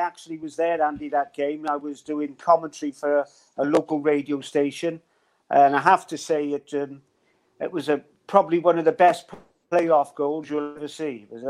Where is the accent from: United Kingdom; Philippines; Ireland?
United Kingdom; Cardiff, Wales; I'm a Cardiff boy. I'm born and bred in Cardiff